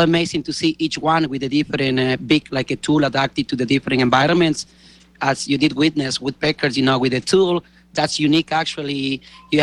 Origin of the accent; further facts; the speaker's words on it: Galápagos Islands, Ecuador; I grew up in Galapagos. I was born here on the islands